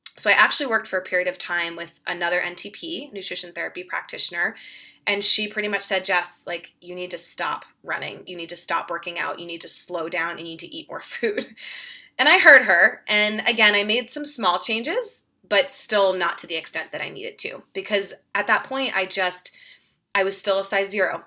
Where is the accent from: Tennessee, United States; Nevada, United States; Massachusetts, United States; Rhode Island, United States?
Massachusetts, United States; Boston; moved away as an adult; now in Denver, United States; I'm from Boston originally, so grew up outside of Boston